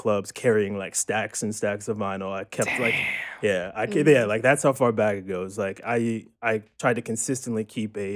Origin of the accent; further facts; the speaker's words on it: Cherry Hill, New Jersey, United States; moved away as an adult; now in New York, United States; I'm originally from Cherry Hill, New Jersey, which is right outside of Philadelphia.